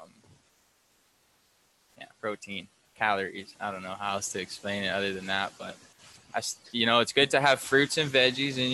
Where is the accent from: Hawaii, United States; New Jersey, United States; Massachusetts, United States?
Hawaii, United States; Big Island; also born or lived in California; not being born but being raised in Hawaii